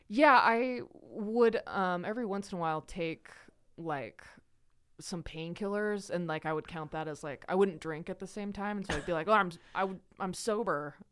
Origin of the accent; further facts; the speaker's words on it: Idaho, United States; also born or lived in Salt Lake City, Utah; I was born in Salt Lake. I grew up in Idaho.